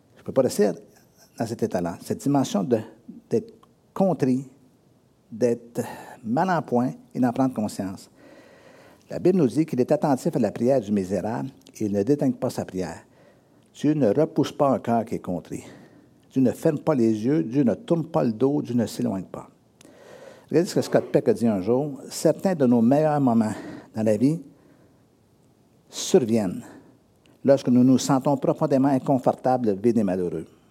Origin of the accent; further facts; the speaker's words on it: Drummondville, Quebec, Canada; moved away; also born or lived in Sherbrooke; je suis né à Drummondville, et un jour, je suis déménagé à Sherbrooke, j'étais huit ans à Sherbrooke